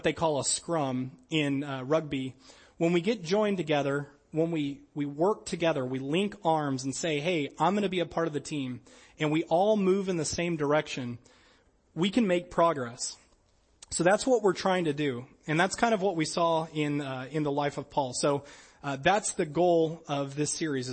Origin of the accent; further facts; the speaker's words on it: New Orleans, Louisiana, United States; I'm from New Orleans, Louisiana